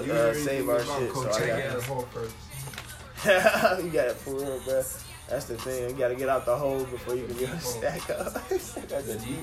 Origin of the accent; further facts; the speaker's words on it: Indiana, United States; the team of my home, my state, Indiana